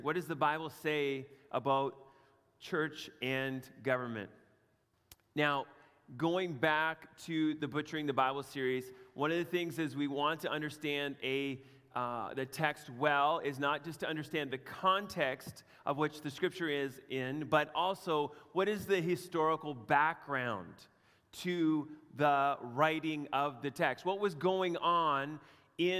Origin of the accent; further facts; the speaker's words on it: Canada; my growing up in Canada